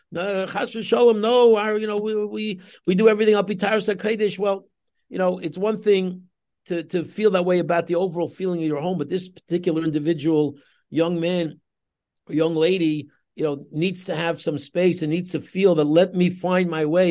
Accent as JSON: {"language": "English", "town": "New York City", "region": "New York", "country": "United States", "tie": "born or raised there", "moved": "as an adult", "lives_now": "Los Angeles, United States", "said": "I grew up in Queens myself. I'm a Queens boy, Kew Gardens boy myself"}